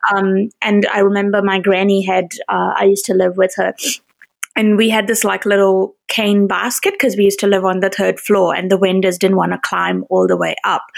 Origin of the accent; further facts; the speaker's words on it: India; as an Indian